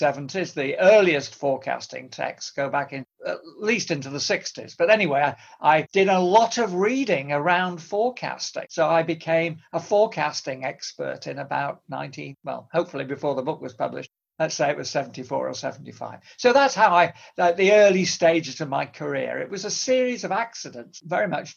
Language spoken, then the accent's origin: English; Manchester, North West England, United Kingdom; moved away as an adult; also born or lived in California; I was born in Manchester